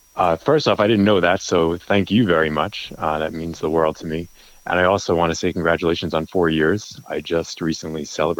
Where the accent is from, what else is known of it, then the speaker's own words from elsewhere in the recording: New York City, New York, United States; moved away as an adult; now in Denver, United States; So born and raised in New York, went to Bodegas, which is a corner store, all the time. Worked in the corporate world all of my career. Moved to Denver and moved with a corporate job